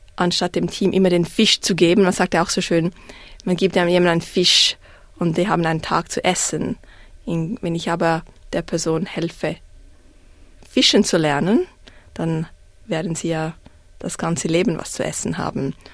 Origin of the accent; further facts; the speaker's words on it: Zurich, Switzerland; accent: Swiss; moved away as an adult; now in Melbourne, Australia; Ich bin in Zürich aufgewachsen